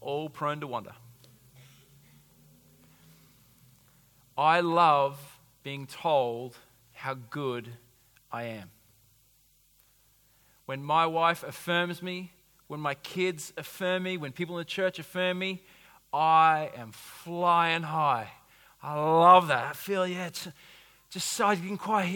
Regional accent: United States; I'm an American

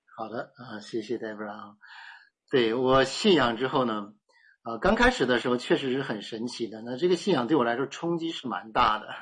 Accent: Heilongjiang, China; 我们家是东北人，那是在东北的黑龙江

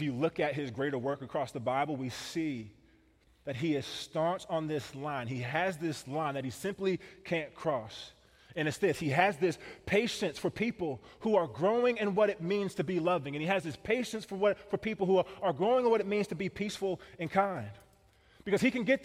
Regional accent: Kansas City, Missouri, United States; now in Wisconsin, United States; I grew up in Kansas City

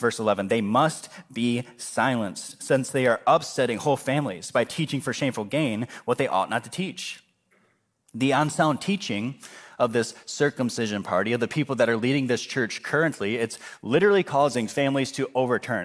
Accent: United States

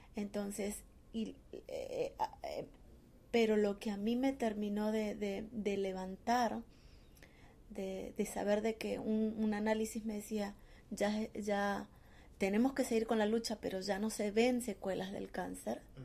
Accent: Argentina; moved away as an adult; also born or lived in Córdoba, Argentina / Mexico; yo salí de Argentina, me fui a México por una apuesta

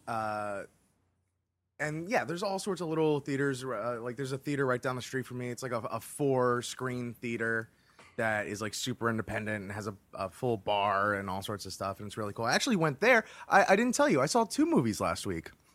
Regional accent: Florida, United States; as someone born and raised in Florida

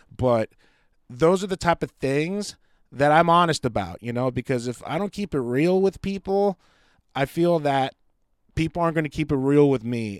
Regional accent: United States; I love being an American.

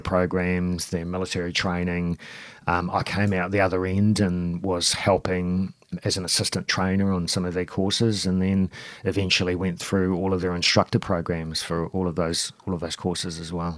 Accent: New Zealand; moved away as an adult; also born or lived in Auckland, New Zealand; now in Melbourne, Australia; I, I, am from New Zealand, so I grew up in New Zealand, a semi sort of rural area

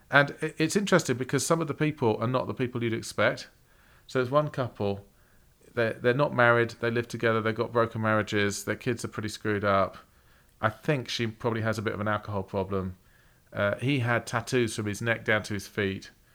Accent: England, United Kingdom; moved away; we're English.

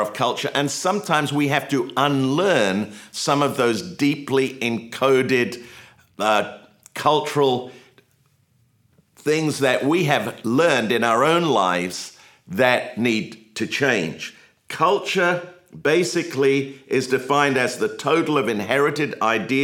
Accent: England, United Kingdom; now in United States; I grew up in England

